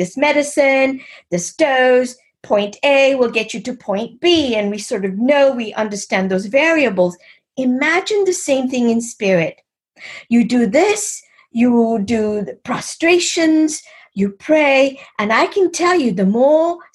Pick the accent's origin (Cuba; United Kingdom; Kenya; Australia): Kenya; I was born and raised in East Africa, in Kenya.